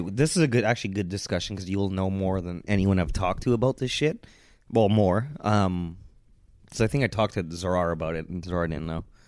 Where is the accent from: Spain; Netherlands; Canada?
Canada; I'm Canadian